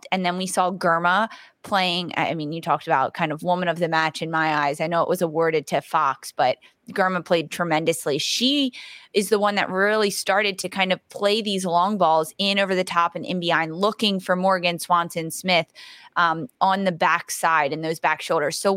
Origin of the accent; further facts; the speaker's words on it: Ireland; I'm Irish, so it was like also fun